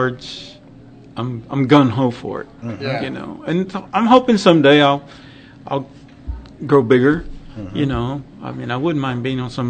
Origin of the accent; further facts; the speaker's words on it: Texas, United States; We were about 20 miles south of Lubbock.